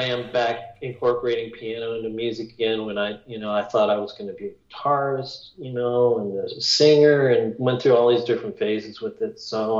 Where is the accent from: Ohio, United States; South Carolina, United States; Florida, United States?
Ohio, United States; Wooster; This is in Ohio. I'm from Ohio.